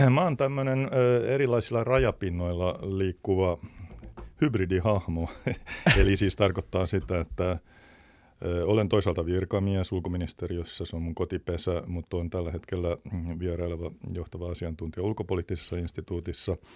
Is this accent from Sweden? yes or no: no; Thailand; first language Thai; Vietin äh, nuoruuteni kaakkoisasia Taimaassa ja tuota, tai on mun toinen äidinkieli itse asiassa.